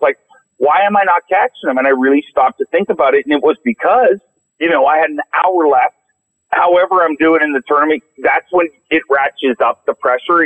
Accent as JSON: {"language": "English", "country": "Canada", "said": "I'm Canadian"}